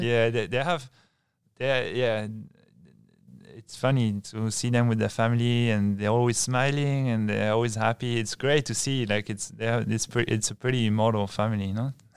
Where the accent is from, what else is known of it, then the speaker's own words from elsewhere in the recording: Bayonne, Nouvelle-Aquitaine, France; I'm from Bayonne, and it's, it's, uh, Biarritz is, is right next to Bayonne